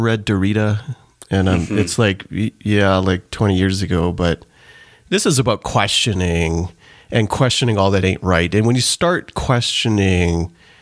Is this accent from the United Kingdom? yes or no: no; Canada; also born or lived in Trinidad; I was born in Trinidad and then immigrated to Canada in the mid-80s.